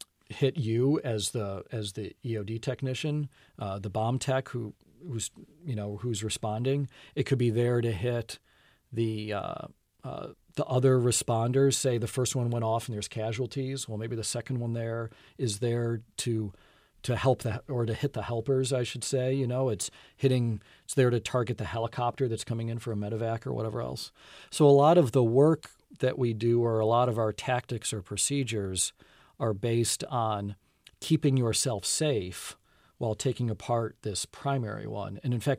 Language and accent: English; Buffalo, New York, United States; I grew up in Buffalo, New York, where we had definite, you know, there was definitely the school year, and then there was summer.